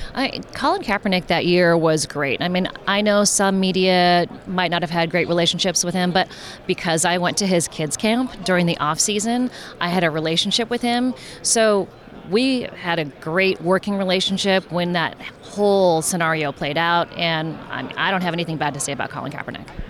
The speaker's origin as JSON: {"language": "English", "area": "Bay Area", "region": "California", "country": "United States", "said": "I'm from the Bay Area. The family is from the Bay Area."}